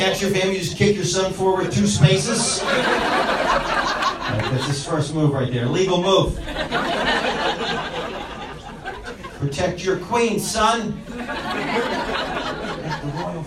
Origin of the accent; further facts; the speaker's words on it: New York, United States; moved away; I'm from New York